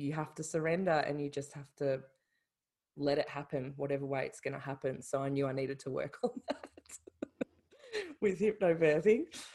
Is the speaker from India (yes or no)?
no; Melbourne, Victoria, Australia; moved away as an adult; now in Ireland; I'm Australian, from Melbourne